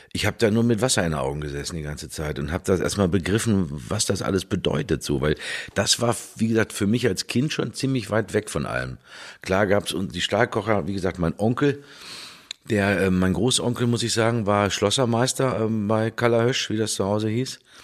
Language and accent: German; Dortmund, North Rhine-Westphalia, Germany; ab dem vierten Lebensjahr dann in Hombruch aufgewachsen